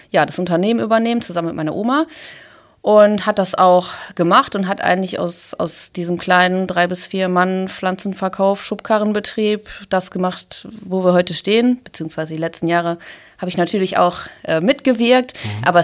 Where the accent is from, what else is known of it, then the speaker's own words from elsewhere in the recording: Essen, North Rhine-Westphalia, Germany; und auch hier in Essen haben wir viele Herausforderungen. Und ja, ich möchte meine Heimat, meine Stadt, meine Region, möchte ich mitgestalten